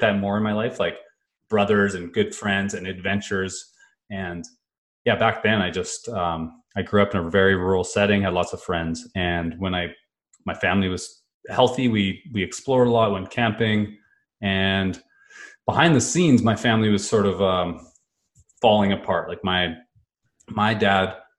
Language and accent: English; Kelowna, British Columbia, Canada; I grew up in Kelowna, BC, the Okanagan